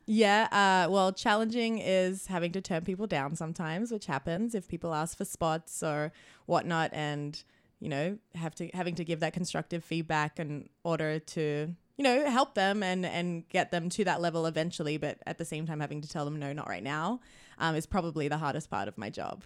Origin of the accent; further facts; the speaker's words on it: New South Wales, Australia; also born or lived in Sunshine Coast, Queensland; now in Vancouver, Canada; I grew up in New South Wales, but then I lived on the sunshine coast of Queensland for a few years before I moved out here